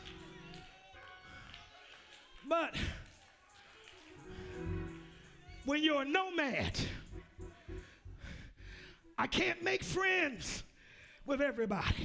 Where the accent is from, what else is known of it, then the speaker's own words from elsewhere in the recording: United States; I'm an American